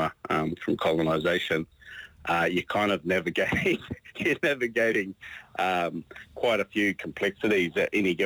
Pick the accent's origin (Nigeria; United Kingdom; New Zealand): New Zealand